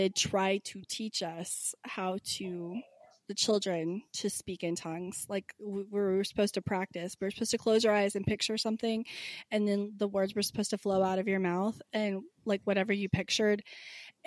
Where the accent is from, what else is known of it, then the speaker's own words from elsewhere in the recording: Kansas City, Missouri, United States; I was born in Kansas City, Missouri.